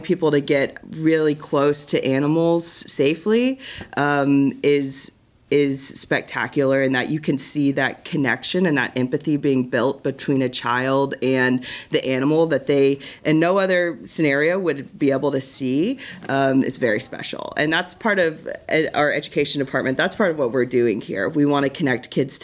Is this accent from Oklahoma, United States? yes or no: yes; Tulsa, Oklahoma, United States; I grew up in Tulsa, and I grew up coming to this zoo